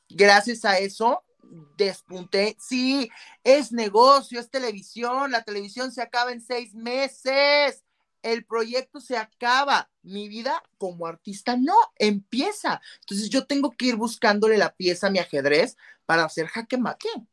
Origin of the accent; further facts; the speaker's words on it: Mexico; más como mexicanos